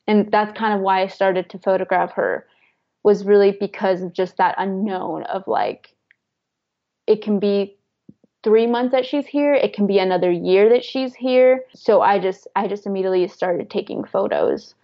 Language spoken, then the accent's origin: English; Umatilla, Oregon, United States; now in La Grande, United States; I originally grew up in Umatilla, Oregon, which is about an hour and a half away from La Grande.